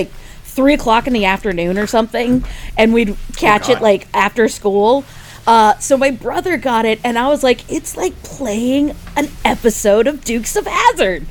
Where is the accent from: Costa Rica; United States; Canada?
United States; San Francisco, California; I'm from San Francisco